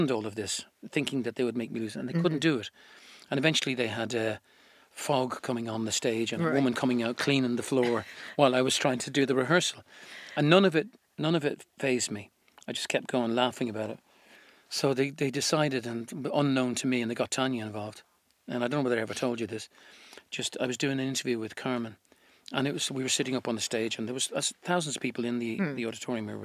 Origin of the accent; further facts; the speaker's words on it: Ireland; being really proud about being Irish